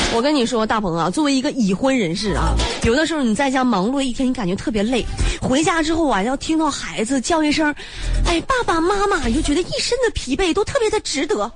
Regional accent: Northeast China, China; 大家都知道我是东北人啊

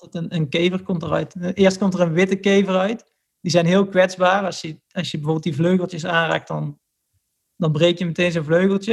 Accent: Middelbeers, North Brabant, Netherlands; moved away as an adult; also born or lived in Nijmegen; ik kom dus uit Middelbeers. En vroeger, wij woonden vroeger in een bos

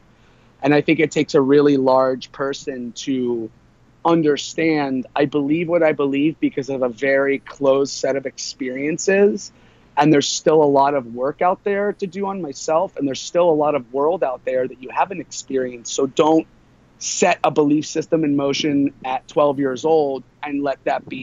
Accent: a small town outside of Tampa, Florida, United States; also born or lived in Long Island, New York; I did grow up in Florida. I was born in Long Island, New York, to 23, 24-year-old parents.

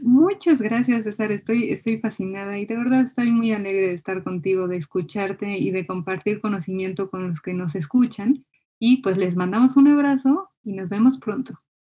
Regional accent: Mexico; Como mexicanos

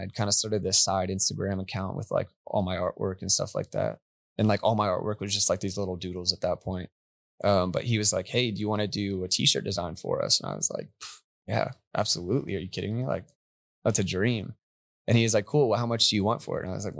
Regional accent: New Mexico, United States; now in Texas, United States; No, I'm from New Mexico actually.

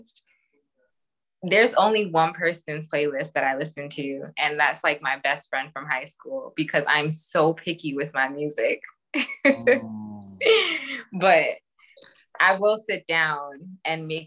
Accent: Jamaica; I'm Jamaican

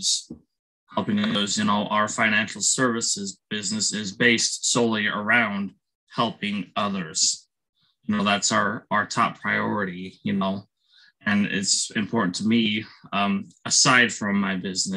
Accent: Salt Lake City, Utah, United States; I'm born and raised in Salt Lake City, Utah

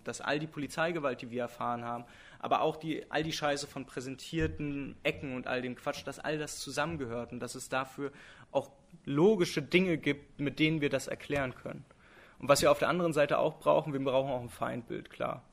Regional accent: Berlin, Germany; ich als Berliner

